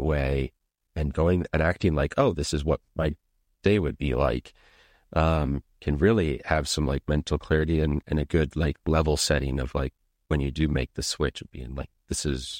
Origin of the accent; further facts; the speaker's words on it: Minnesota, United States; now in Amsterdam, Netherlands; I live in Amsterdam now. I grew up in Minnesota.